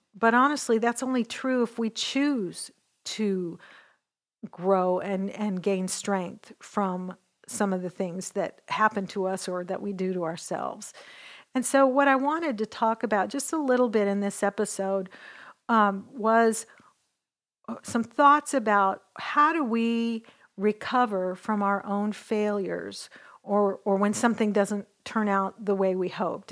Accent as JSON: {"language": "English", "region": "Western Washington", "country": "United States", "tie": "born or raised there", "moved": "yes", "lives_now": "Dallas, United States", "said": "I grew up in Western Washington"}